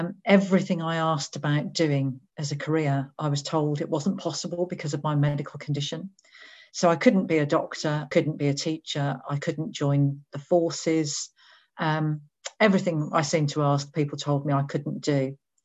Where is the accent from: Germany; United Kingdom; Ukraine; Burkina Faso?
United Kingdom; Birmingham, West Midlands; So I was born in Birmingham in the West Midlands, which is sort of in the middle of England.